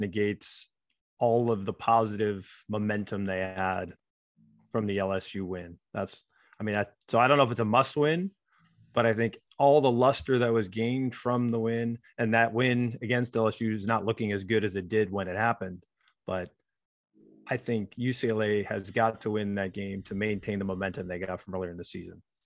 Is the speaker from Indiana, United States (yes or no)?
no; Oneonta, New York, United States; moved away; I grew up in Oneonta, a small town in upstate New York, population fifteen thousand people.